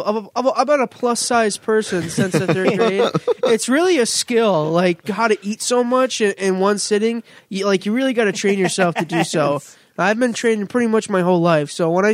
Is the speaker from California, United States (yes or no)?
no; North Tonawanda, New York, United States; also born or lived in Albany; I'm a North Tonawanda resident, been so for pretty much most of my life.